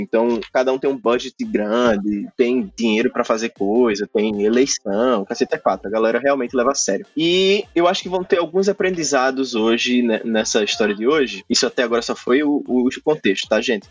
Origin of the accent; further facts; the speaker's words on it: Brazil; moved away as an adult; eu era o brasileiro